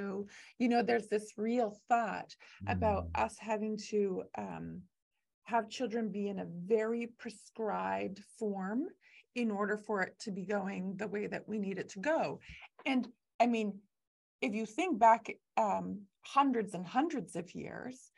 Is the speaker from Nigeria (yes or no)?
no; Canada; I'm Canadian